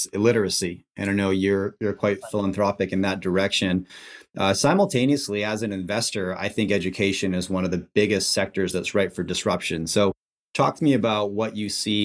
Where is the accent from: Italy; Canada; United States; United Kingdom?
Canada; I'm Canadian, my wife's American